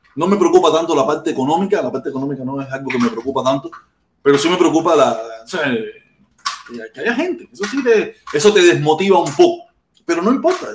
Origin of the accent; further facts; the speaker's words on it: Cuba; now in United States; nosotros que somos cubanos y estamos fuera de Cuba